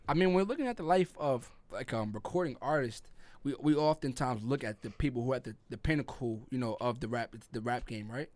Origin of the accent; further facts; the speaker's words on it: New York City, New York, United States; moved away; also born or lived in Jamaica; I'm from Brooklyn, New York, Crown Heights